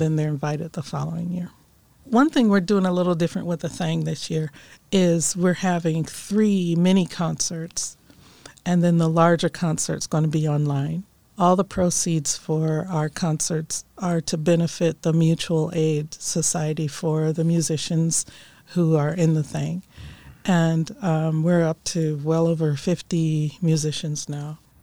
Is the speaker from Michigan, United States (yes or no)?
no; Akron, Ohio, United States; now in Orange, United States; I grew up in Akron, Ohio